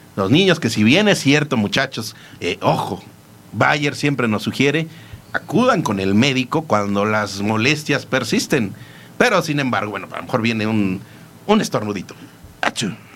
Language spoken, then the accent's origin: Spanish; Mexico; como mexicanos somos súper cordiales